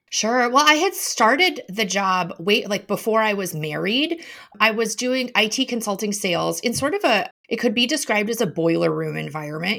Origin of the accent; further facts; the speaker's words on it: Chicago, Illinois, United States; moved away; also born or lived in Madison; I grew up in Chicago